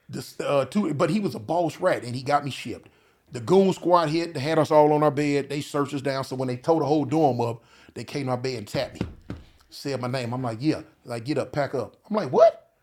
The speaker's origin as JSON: {"language": "English", "region": "California", "country": "United States", "said": "I'm from Cali."}